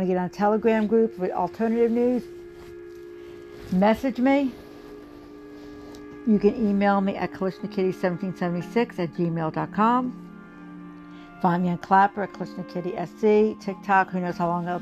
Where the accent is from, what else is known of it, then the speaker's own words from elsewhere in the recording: United States; As American people